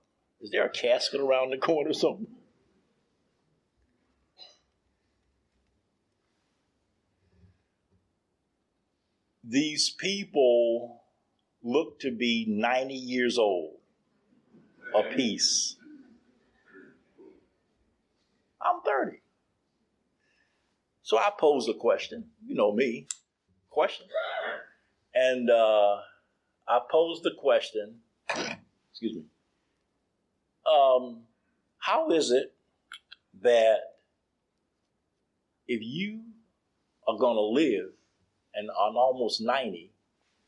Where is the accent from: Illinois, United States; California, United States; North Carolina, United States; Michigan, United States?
North Carolina, United States; Durham; born or raised there; now in Baltimore, United States